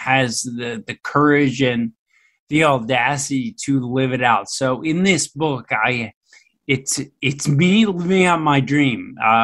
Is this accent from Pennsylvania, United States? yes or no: yes; Philadelphia, Pennsylvania, United States; born or raised there